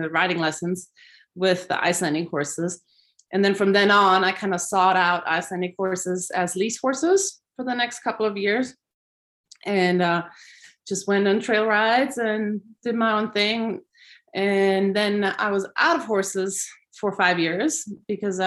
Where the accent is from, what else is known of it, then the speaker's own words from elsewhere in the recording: Switzerland; moved away; growing up in Switzerland